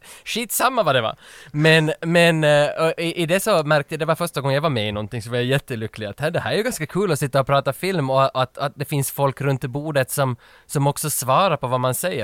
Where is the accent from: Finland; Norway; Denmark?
Finland; Vaasa, Ostrobothnia; accent: Finland Swedish, Vaasa dialect; moved away; jag kommer från Österbotten, som är Vasa, mm. i öst, västra Finland, mitten ungefär.